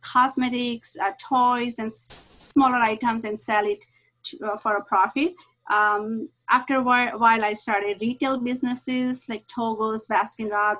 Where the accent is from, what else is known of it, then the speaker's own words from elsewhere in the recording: India; moved away as an adult; now in La Mirada, United States; I grew up in India, and when I came here, I was very young. I was 20 years old